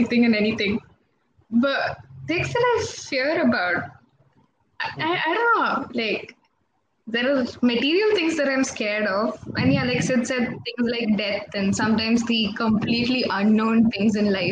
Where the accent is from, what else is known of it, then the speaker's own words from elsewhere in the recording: Kasaragod, Kerala, India; I'm from Kasaragod